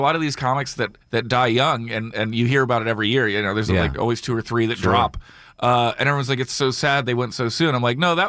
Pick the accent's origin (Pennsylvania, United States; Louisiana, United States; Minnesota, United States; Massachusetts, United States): Pennsylvania, United States; Philadelphia; I'm from Philly, so that's my crew.